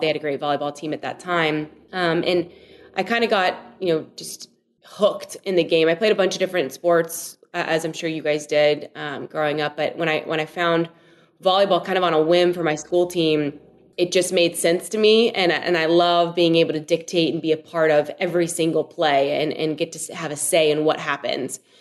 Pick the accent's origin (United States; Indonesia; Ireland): United States; Louisville, Kentucky; got to play there for my my hometown team